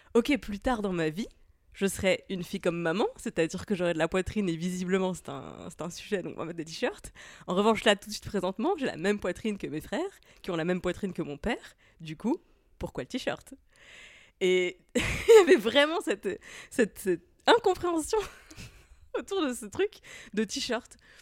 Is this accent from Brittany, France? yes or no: no; Moselle, Grand Est, France; J'ai grandi dans un tout petit village de la campagne de Moselle